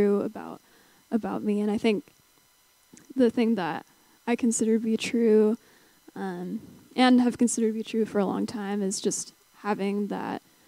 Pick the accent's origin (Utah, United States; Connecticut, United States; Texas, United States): Utah, United States; St. George; moved away as an adult; now in Salt Lake City, United States; growing up in St. George